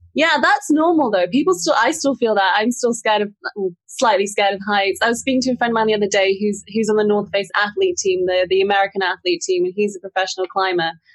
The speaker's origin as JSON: {"language": "English", "country": "Singapore", "tie": "born or raised there", "said": "I grew up in the city in Singapore"}